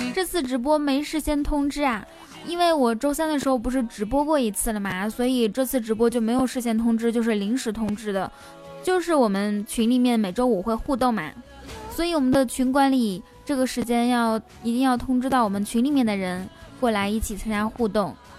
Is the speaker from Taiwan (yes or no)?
no; Inner Mongolia, China; moved away as an adult; also born or lived in Wuhan, China; 我来自内蒙古大草原，因为我那个时候是，是在武汉上学